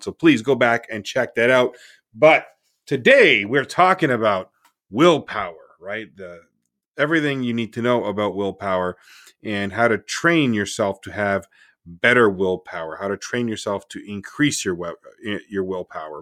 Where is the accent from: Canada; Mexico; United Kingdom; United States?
Canada; I'm Canadian